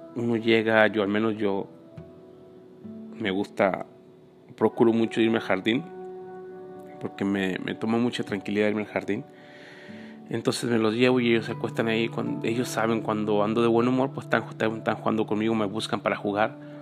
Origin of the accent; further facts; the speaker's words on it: Mexico; moved away; viví en México, crecí en México